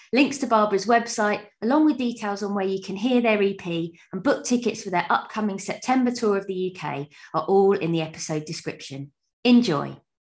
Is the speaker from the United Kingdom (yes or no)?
yes; London, United Kingdom; moved away; I'm from South London originally